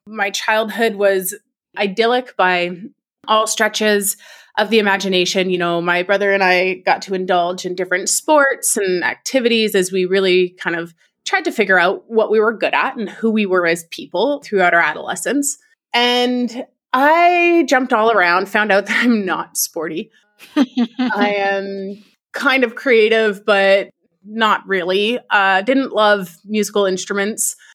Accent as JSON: {"language": "English", "country": "Canada", "said": "I'm from Canada"}